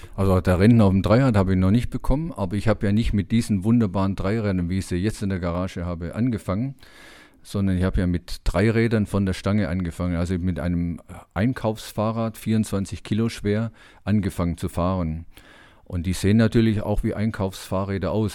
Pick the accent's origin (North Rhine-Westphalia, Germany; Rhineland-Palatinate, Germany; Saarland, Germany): North Rhine-Westphalia, Germany; Dortmund; bei uns in Dortmund